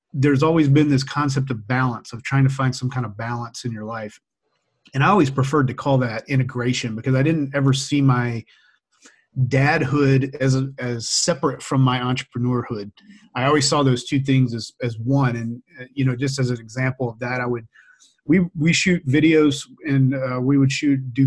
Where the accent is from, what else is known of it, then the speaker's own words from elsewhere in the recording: Louisiana, United States; now in Boise, United States; I grew up in Louisiana